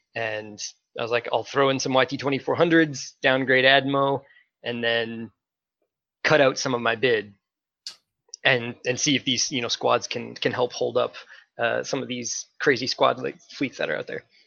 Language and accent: English; Minnesota, United States; I am from Minnesota